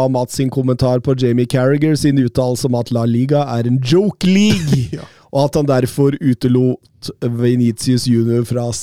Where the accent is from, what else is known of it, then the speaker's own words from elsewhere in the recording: Norway; man snakker jo her hjemme i Norge om likestilling